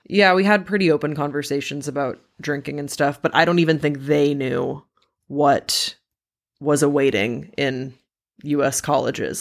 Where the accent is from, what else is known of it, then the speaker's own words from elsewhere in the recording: Waterloo, Wallonia, Belgium; moved away; I grew up in Waterloo, Belgium.